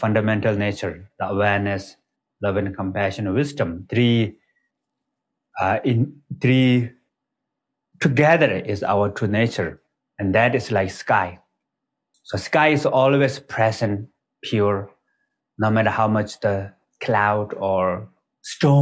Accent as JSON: {"language": "English", "country": "Nepal", "tie": "born or raised there", "said": "So I was born in Nepal. Is the border between Tibet and Nepal, actually, right next to the border of the Tibet. And all the people in my village are kind of like, they speak Tibetan language"}